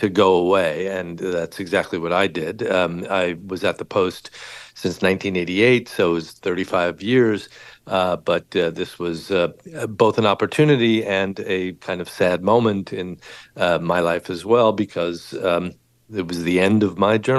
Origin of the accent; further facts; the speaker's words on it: Los Angeles, California, United States; I grew up in Los Angeles